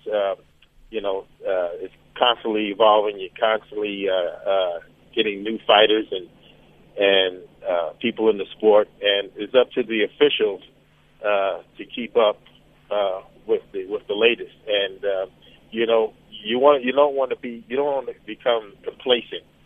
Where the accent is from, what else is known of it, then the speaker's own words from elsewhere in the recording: New York City, New York, United States; growing up in Brooklyn, New York